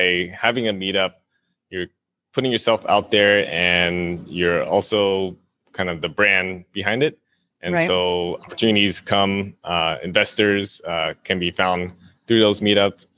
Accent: Southern California, United States; moved away as an adult; also born or lived in Vietnam; now in Honolulu, United States; I moved with my family to Southern California when I was 8

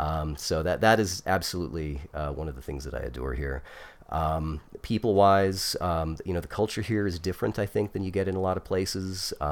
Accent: Utah, United States; being born and raised in Utah, you have a pretty good chance of going that way.

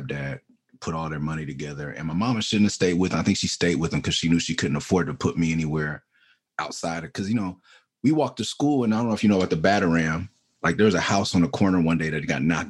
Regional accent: Los Angeles, California, United States; also born or lived in San Francisco Bay Area; Before anyone said Mid-City on the record, I was from Mid-City

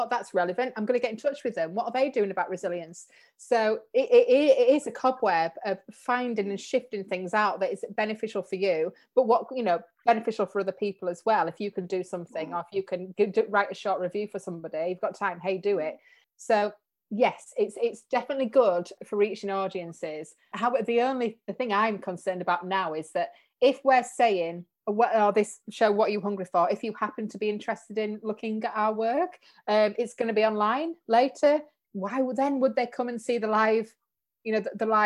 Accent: Leeds, Yorkshire, United Kingdom; but it's like, hey, we're, we're from Leeds and you're from Manchester.

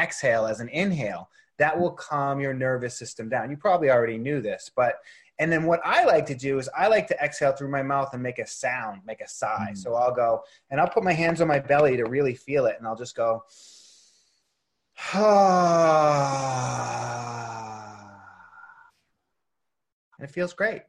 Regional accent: Boston, Massachusetts, United States; moved away as an adult; also born or lived in Los Angeles; growing up in Boston

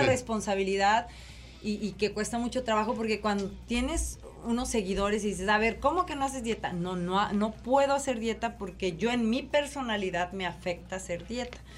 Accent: Mexico; mi disquera en mi país

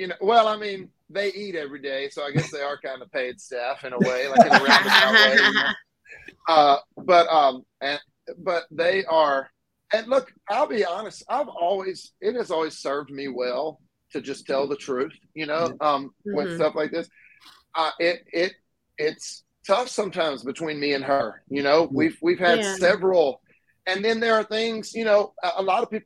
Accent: Mississippi, United States; I grew up in Mississippi

